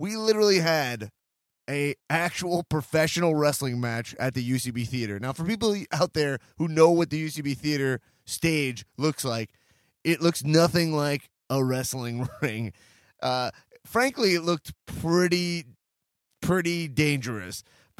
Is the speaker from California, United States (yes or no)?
no; Long Island, New York, United States; I'm from Long Island.